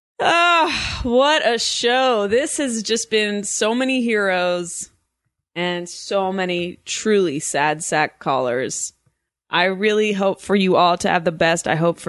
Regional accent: New York, United States; Yo, I'm from New York.

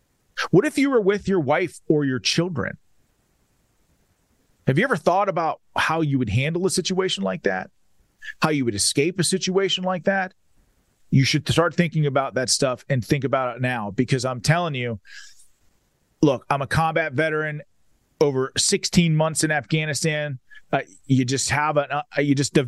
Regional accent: Pennsylvania, United States; my home state of the Commonwealth of Pennsylvania

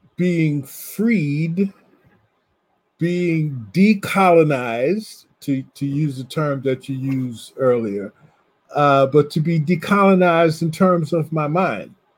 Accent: New Jersey, United States; moved away as an adult; also born or lived in Ohio; I grew up in New Jersey, and so most of my classmates were from somewhere in Ohio

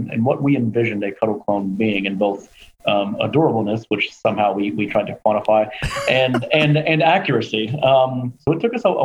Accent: Louisville, Kentucky, United States; the University of Louisville in Kentucky, which is where I'm from. My hometown.

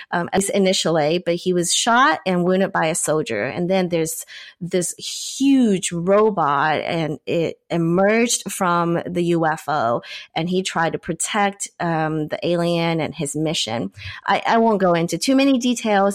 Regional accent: China; I grew up in China

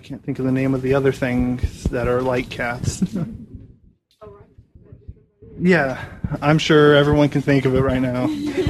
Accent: Augusta, Kansas, United States; I'm from Augusta, Kansas.

